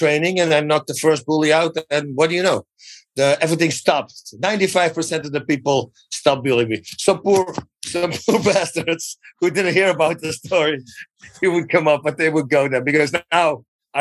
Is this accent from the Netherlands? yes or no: yes; Netherlands; English is a second language; moved away as an adult; now in United States; I'm freaking in America right now. I'm from Holland. I moved here like in 97.